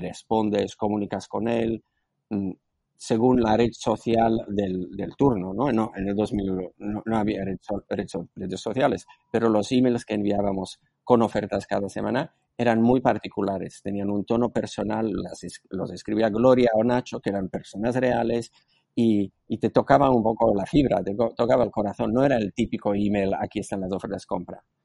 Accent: Slovakia; Spanish is a second language; moved away as an adult; now in Spain; yo nací en antigua Checoslovaquia, soy eslovaco

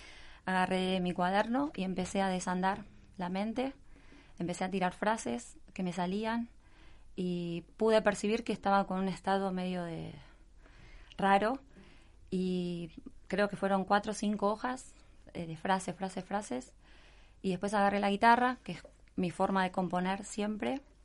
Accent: Buenos Aires, Argentina; moved away as an adult; now in Mar del Plata, Argentina; Nací en Buenos Aires, capital federal

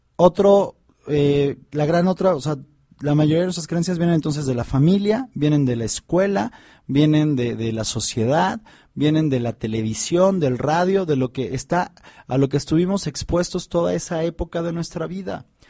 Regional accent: Mexico; en, México, en mi país

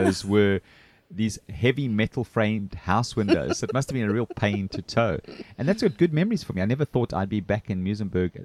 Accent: Durban, KwaZulu-Natal, South Africa; now in Muizenberg, South Africa; I'm originally from Durban, the Gunston 500, and the surf scene.

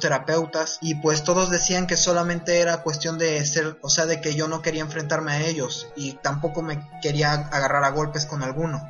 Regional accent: Veracruz, Mexico; soy de Veracruz

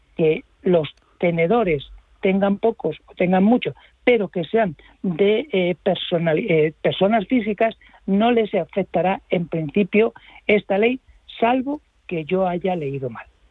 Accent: Spain; yo como español

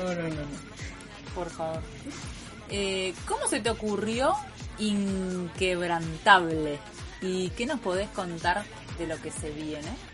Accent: Colombian Caribbean coast, Colombia; also born or lived in Bosconia, Cesar; yo soy de la costa caribe colombiana

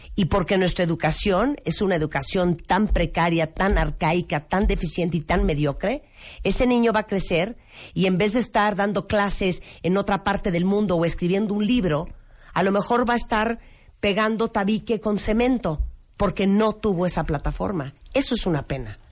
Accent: Mexico

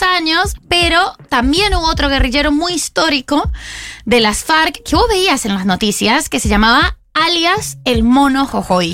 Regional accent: Colombia; now in Argentina

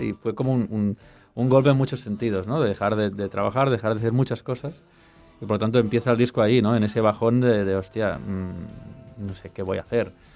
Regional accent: Catalonia, Spain; me siento catalán, canto en catalán

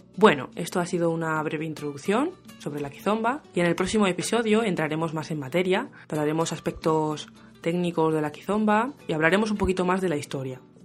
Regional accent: Spain; Soy española, pero tengo raíces caboverdianas.

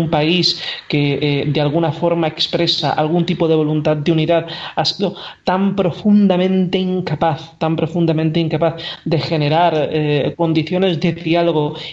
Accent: Valencian Community, Spain; yo como valenciano lo he vivido directamente

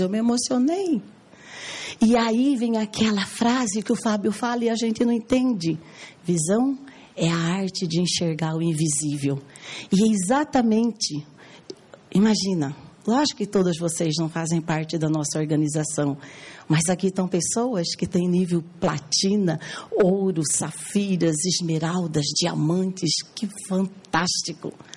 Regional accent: Cuiabá, Mato Grosso, Brazil; eu sou cuiabana

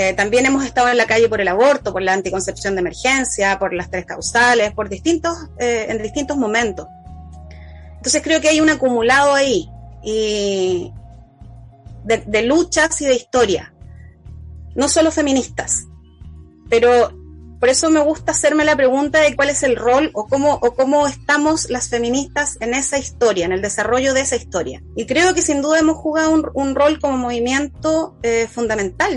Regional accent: Valdivia, Los Ríos, Chile; soy de Valdivia

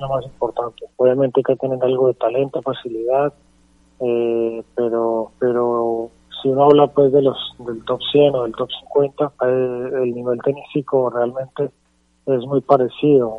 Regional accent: Bogotá, Colombia; por haber vivido en Bogotá, crecí en Bogotá

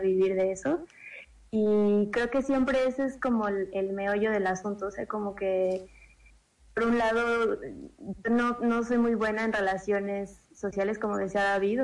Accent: Mexico City, Mexico; En el Distrito Federal, Xochimilco, de donde yo soy nativa

